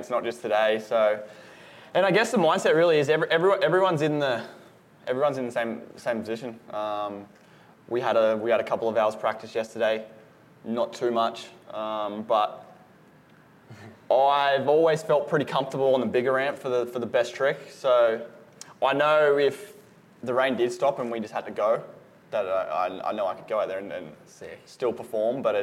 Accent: Gold Coast, Queensland, Australia; I'm from the Gold Coast, which is 40 minutes away, so it's nice and close to home

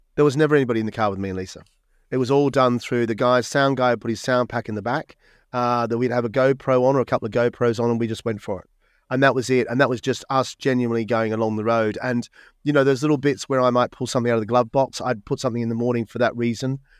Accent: Melbourne, Victoria, Australia; moved away as an adult; also born or lived in Sydney; now in United Kingdom; I grew up in Melbourne, sometime in Sydney, um, and then lived in Sydney until I was twenty-five, and then I came across and, and then into the U K

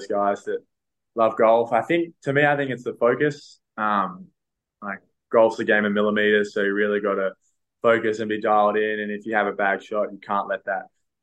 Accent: Canberra, Australian Capital Territory, Australia; now in Sydney, Australia; growing up in Canberra and being around the academy

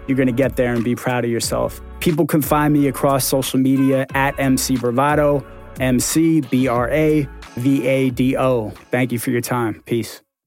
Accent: Baltimore, Maryland, United States; also born or lived in New York; I am a rapper from Baltimore by way of New York.

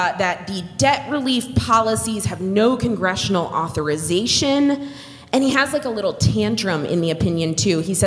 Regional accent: Tarrant County, Texas, United States; I'm born and raised in Texas, proud Texan girlie

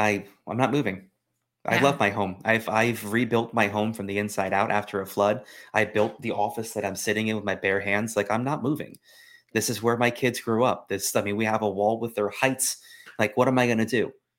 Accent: Florida, United States; I'm from Florida. I remember hanging chads.

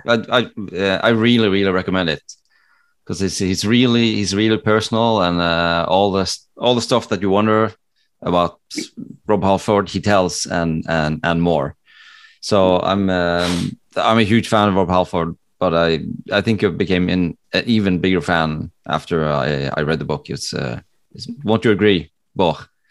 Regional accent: Norway; born or raised there; English is a second language; also born or lived in Connecticut, United States

